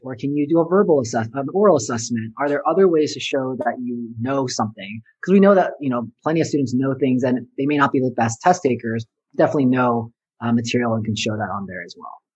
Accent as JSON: {"language": "English", "region": "Southern California", "country": "United States", "tie": "born or raised there", "said": "I grew up in Southern California"}